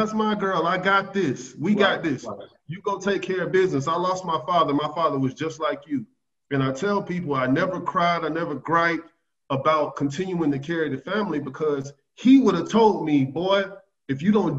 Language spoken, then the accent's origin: English; Georgia, United States; I'm from Georgia.